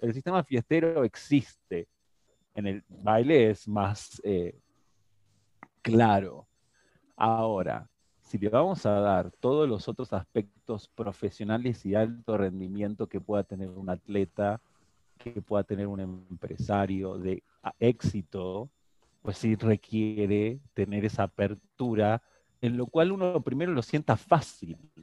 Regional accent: Argentina; now in Mexico; esa cultura de donde vengo, el tango argentino

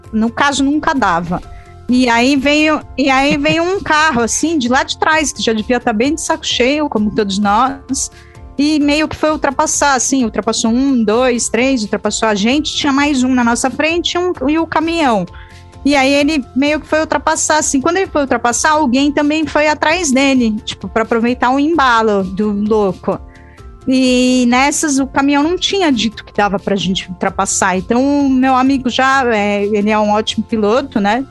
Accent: São Paulo, Brazil; a gente, como paulista

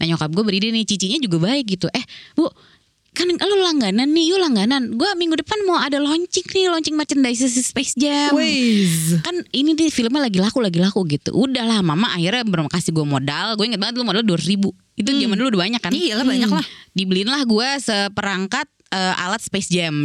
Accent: Indonesia; gue anak Bintaro

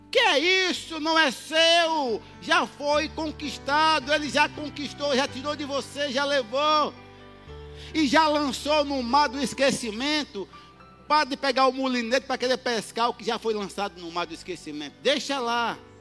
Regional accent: Northeast Region, Brazil; como um bom nordestino

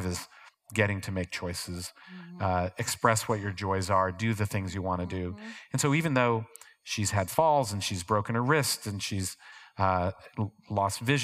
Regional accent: Ohio, United States; moved away; growing up in Ohio

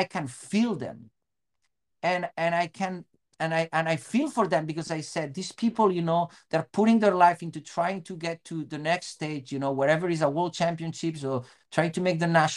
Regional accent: Spain; English is a second language; moved away as an adult; also born or lived in Bellingham, United States; now in Seattle, United States; from Spain

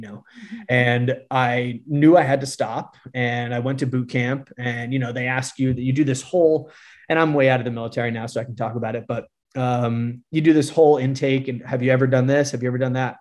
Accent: Connecticut, United States; also born or lived in Fort Worth, Texas; I'm originally from Connecticut

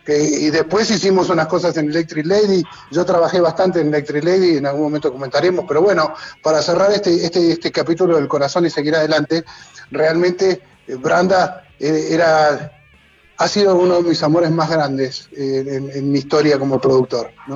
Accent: Argentina; moved away; soy un argentino que no entiende de fútbol

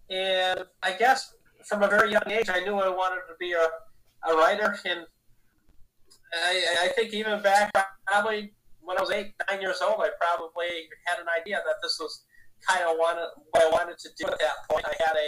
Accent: Grand Rapids, Michigan, United States; Yep, I grew up in Grand Rapids. Lived here all my life. Went to Preston High School, which no longer exists, actually.

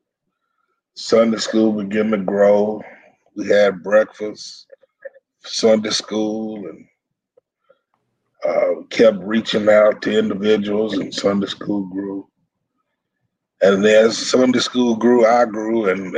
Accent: Fort Worth, Texas, United States; Well, I was born in Poly, Stop 6, Eastwood area in Fort Worth. Went to all the Dunbar schools. Dunbar 6, Dunbar 7, Dunbar 8, Dunbar 9, Dunbar 10. I went to all the schools in Fort Worth, Dunbar.

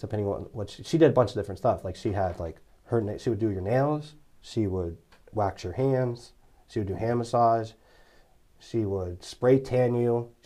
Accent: Cumberland, Maryland, United States; also born or lived in Lexington Park, Maryland; Cumberland, Maryland, back where I'm from

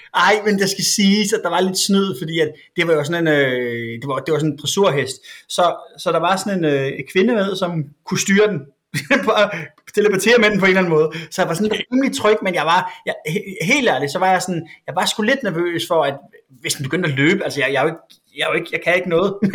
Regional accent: Svendborg, Southern Denmark, Denmark; jeg var fra Svendborg

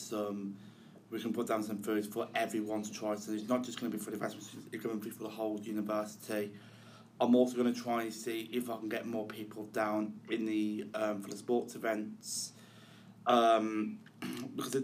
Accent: Chelmsley Wood, West Midlands, United Kingdom; I'm from Chelmsley Wood originally, before I started living on campus at Newman

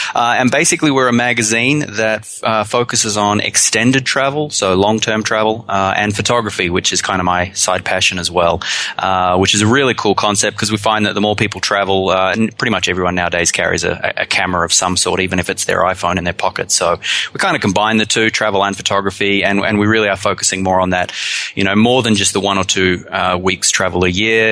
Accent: Australia; now in New Zealand; I'm from Australia originally, but I've been in New Zealand long enough to call it home now.

